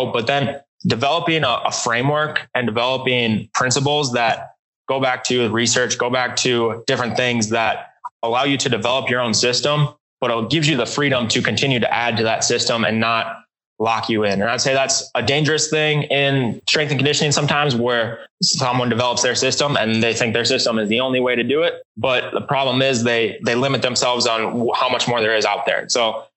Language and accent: English; Minnesota, United States; moved away as an adult; now in Elon, North Carolina, United States; I'm originally from Minnesota, where I grew up, been there for 20 something years